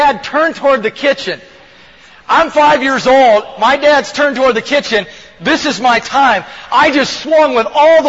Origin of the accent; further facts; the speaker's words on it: Laguna Beach, California, United States; I grew up in Laguna Beach, a surfer dude town, and just down the way, and loved living there.